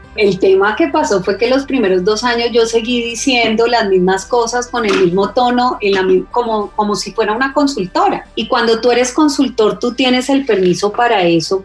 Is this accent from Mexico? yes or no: no; Cali, Valle del Cauca, Colombia; fui, criada en Cali y como caleña